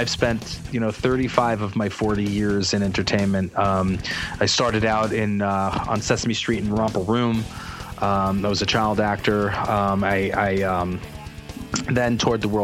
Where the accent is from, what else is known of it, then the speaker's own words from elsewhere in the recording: Uniondale, New York, United States; I grew up in Uniondale, New York, and you know, I was the only white kid